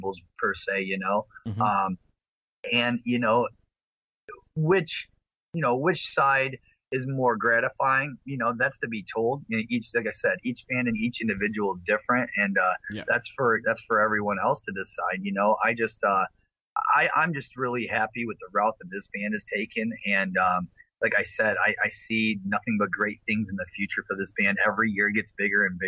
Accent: Flint, Michigan, United States; Flint here, my hometown

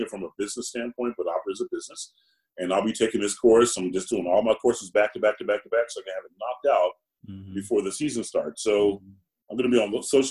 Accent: Georgia, United States; also born or lived in South Carolina; I'm black and I'm from Georgia.

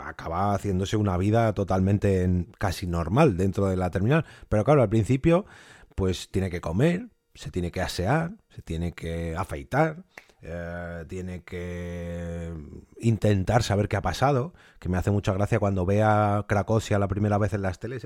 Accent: Spain; nuestra Españita, que aquí estamos viviendo muy bien

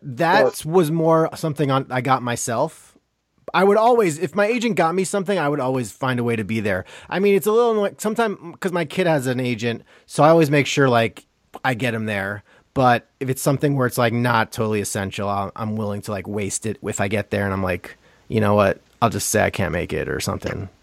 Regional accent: Long Island, New York, United States; I'm from Long Island.

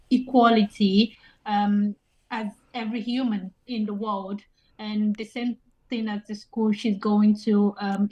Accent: Nigeria; also born or lived in England; now in Ireland; I'm Nigerian.

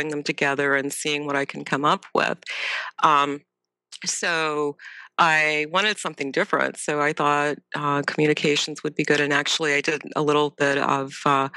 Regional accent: Ohio, United States; also born or lived in Tennessee; I was born in Ohio

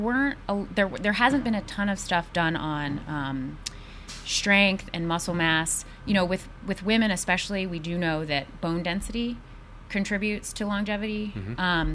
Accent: Washington, District of Columbia, United States; I grew up in Washington, D.C.

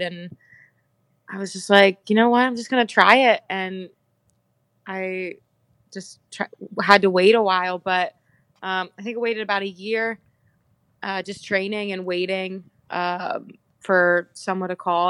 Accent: Bel Air, Maryland, United States; moved away as an adult; now in Iceland; I'm from Bel Air, Maryland.

